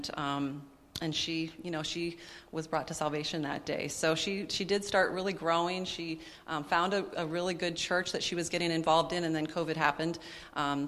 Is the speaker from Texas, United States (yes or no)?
no; Minnesota, United States; moved away as an adult; We moved away from Minnesota, which is where we had grown up